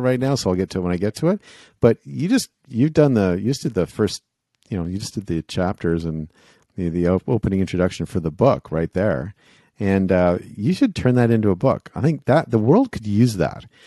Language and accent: English; Canada; I'm from Canada